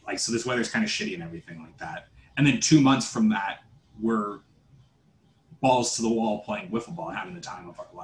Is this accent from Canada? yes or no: yes; Canada; I'm Canadian. We grew up in it.